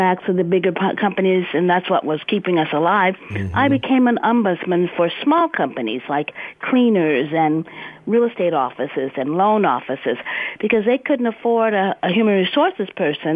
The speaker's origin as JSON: {"language": "English", "town": "Stockton", "region": "California", "country": "United States", "tie": "born or raised there", "also_born_or_lived": "Silicon Valley, California", "said": "I'm a native Californian, second generation. I came from Central Valley, born and raised in Stockton, California"}